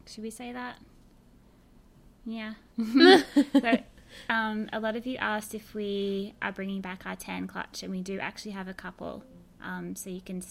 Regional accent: Australia; now in San Francisco, United States; Don't be confused by my accent. I'm from Australia, but I now live in San Francisco.

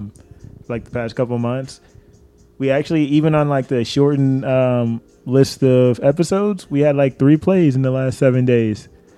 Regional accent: Texas, United States; accent: country bumpkin; people point out my accent sometimes and say I don't sound like I'm from Texas.

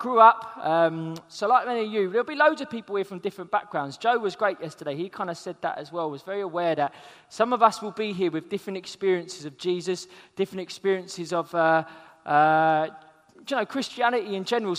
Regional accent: London, United Kingdom; I'm from South London

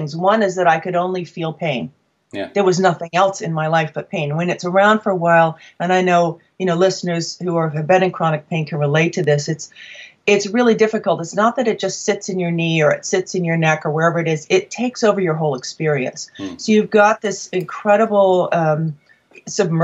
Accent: New England, United States; I'm from New England

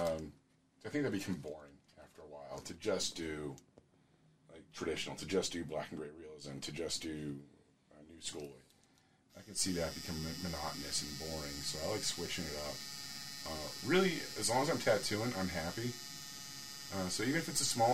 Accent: Marysville, Pennsylvania, United States; I grew up in Marysville, Pennsylvania.

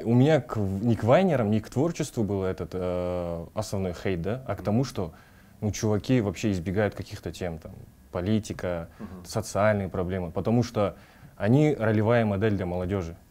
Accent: Kazakhstan; свой народ

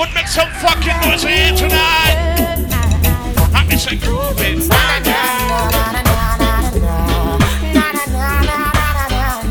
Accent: Jamaica; I'm from a motherfucking Caribbean country. I come from Jamaica.

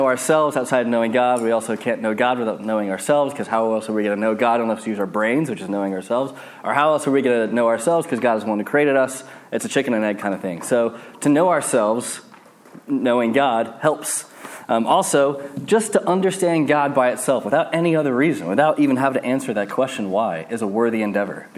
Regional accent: United States; moved away; I'm American

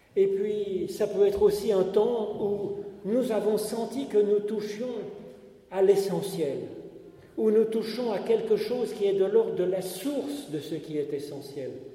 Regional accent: Paris, Île-de-France, France; il a fait ses études dans le même lycée que moi, le lycée Condorcet à Paris

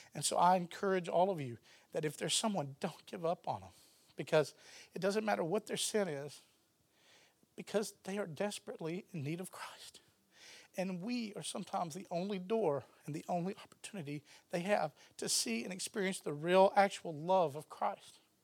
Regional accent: Texas, United States; I'm from Texas

